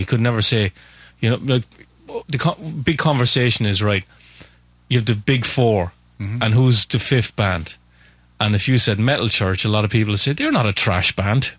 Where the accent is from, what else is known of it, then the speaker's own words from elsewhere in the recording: Waterford, Munster, Ireland; I am from Waterford in Southern Ireland.